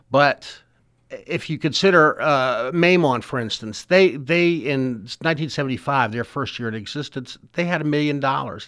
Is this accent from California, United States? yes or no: no; Richmond, Virginia, United States; when I was a kid growing up in the West End